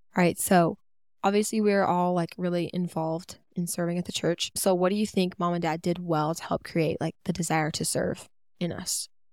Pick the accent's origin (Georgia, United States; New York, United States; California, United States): Georgia, United States; also born or lived in North Carolina; we moved to Georgia from North Carolina